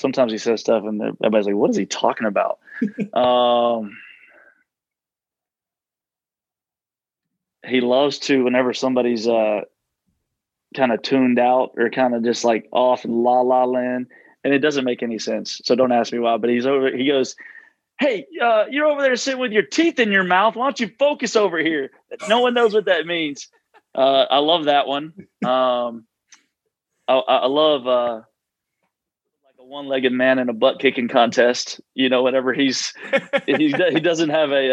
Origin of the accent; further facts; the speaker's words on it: Nashville, Tennessee, United States; I'm from Nashville